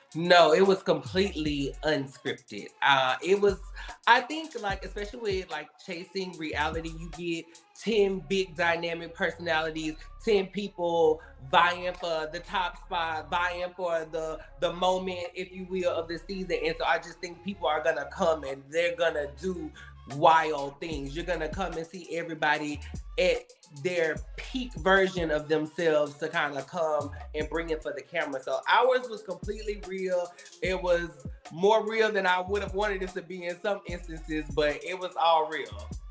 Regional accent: right outside of Memphis, Tennessee, United States; moved away as an adult; also born or lived in Nashville, Tennessee; now in Los Angeles, United States; Originally, I'm from Tennessee. Um, okay. I grew up in right outside of Memphis, Tennessee

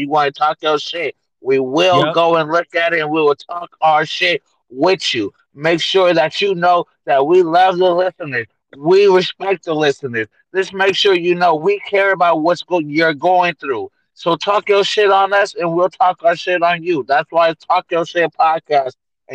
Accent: Oakland, California, United States; moved away as an adult; now in Canada; I'm from East Oakland. Don't get me wrong. And I'm straight East Oakland, 100% straight Bay Area

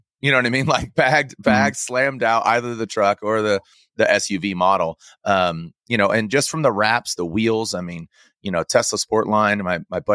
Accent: San Diego, California, United States; I grew up in San Diego

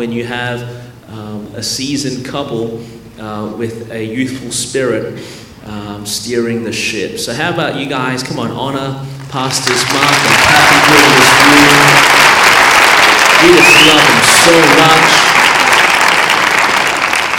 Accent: Melbourne, Victoria, Australia; now in Anderson, United States; Born and raised in Melbourne, Australia. That's the reason my voice is this way.

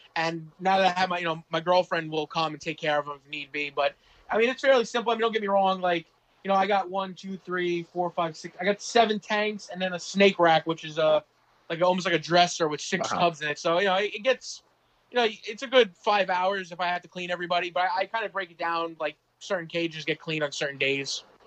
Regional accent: Manorville, New York, United States; also born or lived in Monroe, Louisiana; I grew up predominantly in a town called Manorville

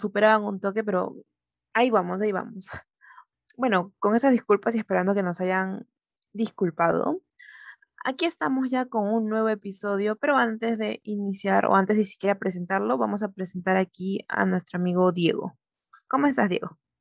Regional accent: Ica, Peru; moved away as an adult; now in Lima, Peru; yo soy de Ica, yo soy de provincia y allá las cosas son totalmente diferentes.

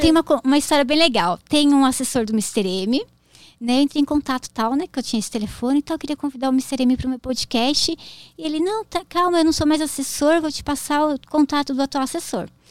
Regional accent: Jundiaí, São Paulo, Brazil; eu sou de Jundiaí

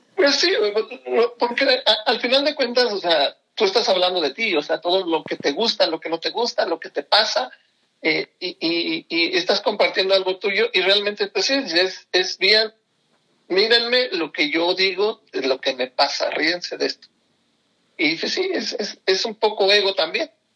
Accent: Pachuca, Hidalgo, Mexico; yo nací aquí en Pachuca

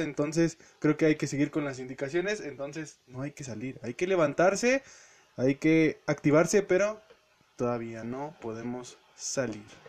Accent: Hidalgo, Mexico; yo soy de Hidalgo, como todos saben

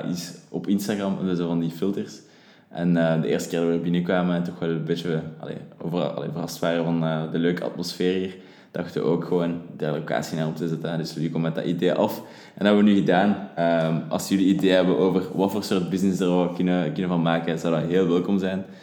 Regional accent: Leuven, Flanders, Belgium; moved away as an adult; now in Antwerp, Belgium

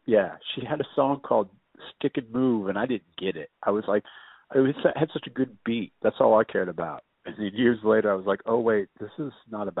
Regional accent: Houston, Texas, United States; where I grew up on the Northwest side

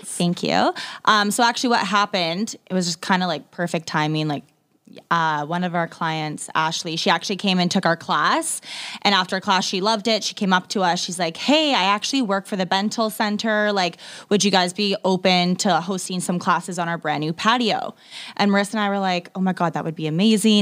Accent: Ontario, Canada; moved away as an adult; also born or lived in Toronto, Canada; now in Vancouver, Canada; I'm actually from Ontario

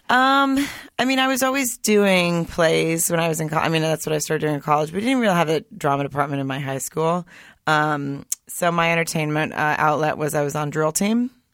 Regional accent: Arkansas, United States; moved away as an adult; also born or lived in Germany / Hollywood / Studio City; now in Los Angeles, United States; I grew up in the South. I grew up in a small town in Arkansas

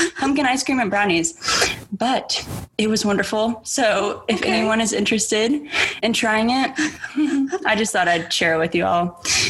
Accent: Nebraska, United States; We're from Nebraska.

